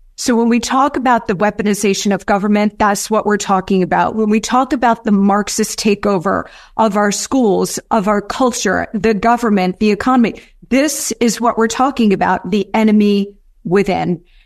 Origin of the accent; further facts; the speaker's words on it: United States; we as the American people